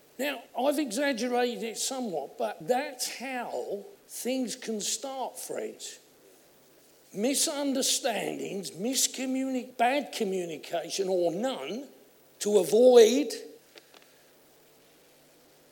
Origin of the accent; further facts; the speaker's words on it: Essex, East of England, United Kingdom; I come from Essex, as you know, and I've always had a large voice